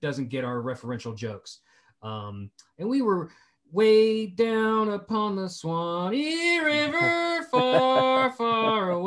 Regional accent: West Virginia, United States; I'm the guy from West Virginia that does things for nothing

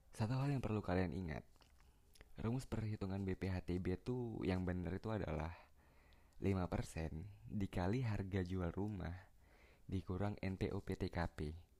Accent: Palembang, South Sumatra, Indonesia; di Palembang tepat kota gue

